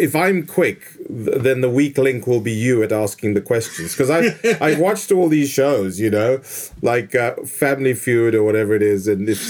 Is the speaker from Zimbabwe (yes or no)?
yes; Zimbabwe; moved away as an adult; also born or lived in Zambia; now in Adelaide, Australia; But I'm actually from Africa. I was born in a country called Zambia, and my family and I lived there in the 70s, late 70s. Then my mom and dad moved to Zimbabwe. That coincided with them splitting up as well. And we landed in Zimbabwe in 1980